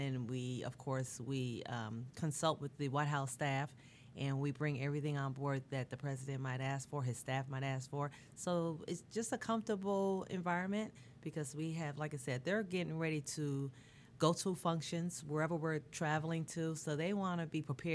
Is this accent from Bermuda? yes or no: yes; Bermuda; moved away; I'm from Bermuda originally